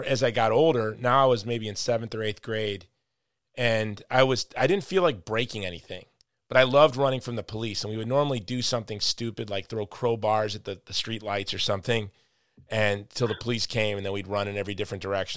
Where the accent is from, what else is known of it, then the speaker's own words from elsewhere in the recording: Country Club Hills, Hawaii, United States; in my neighborhood growing up in Country Club Hills